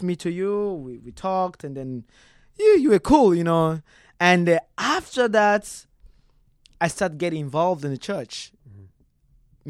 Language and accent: English; DR Congo; now in Texas, United States; that's where we was we were born